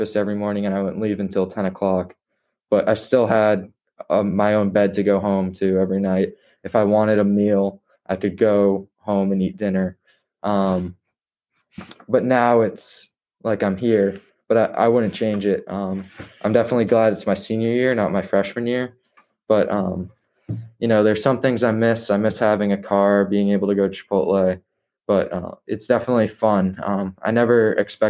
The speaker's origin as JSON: {"language": "English", "town": "North Andover", "region": "Massachusetts", "country": "United States", "tie": "born or raised there", "said": "growing up in North Andover, I was exposed to Brooks"}